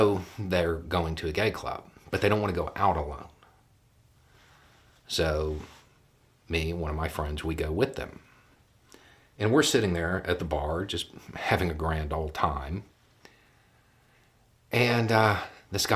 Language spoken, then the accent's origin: English; the South, United States; I grew up in the South.